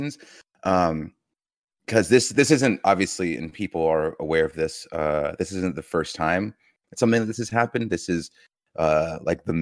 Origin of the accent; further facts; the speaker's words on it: Georgia, United States; growing up in Georgia